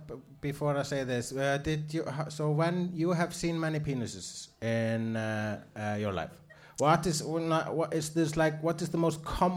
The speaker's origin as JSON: {"language": "English", "country": "Iceland", "said": "I'm Icelandic."}